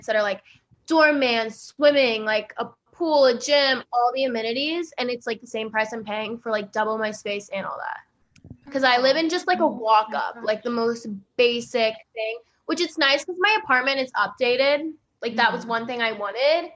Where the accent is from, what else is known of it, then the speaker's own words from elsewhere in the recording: Dallas, Texas, United States; moved away as an adult; now in New York City, United States; I am originally from Dallas, Texas, born and raised, and I moved to New York 2.5 years ago.